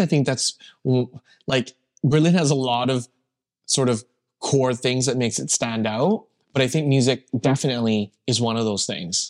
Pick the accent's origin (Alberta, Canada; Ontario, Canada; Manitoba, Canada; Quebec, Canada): Alberta, Canada; Calgary; I grew up in Calgary